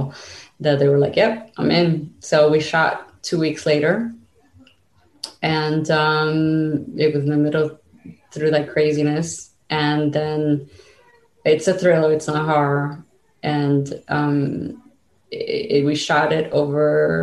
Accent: United States; also born or lived in Cuba; I basically grew up here

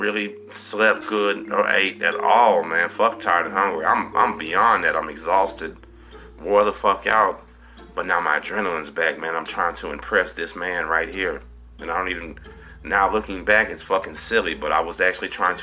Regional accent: Galveston, Texas, United States; I'm from Galveston

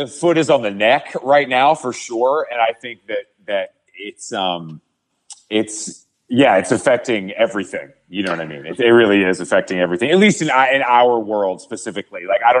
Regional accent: the South, United States; I'm from the South.

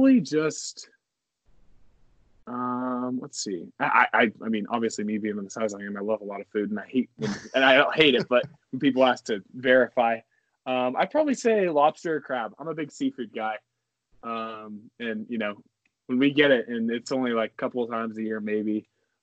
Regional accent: Leawood, Kansas, United States; also born or lived in Stilwell, Kansas; I'm technically from Leawood, Kansas.

